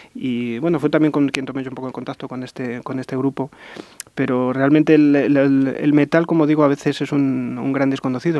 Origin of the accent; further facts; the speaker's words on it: Ávila, Castile and León, Spain